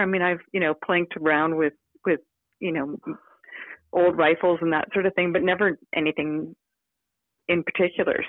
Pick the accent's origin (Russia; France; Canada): Canada; Victoria, British Columbia; I grew up in Victoria, BC, I spent most of my childhood either uh, competing with horses or sailing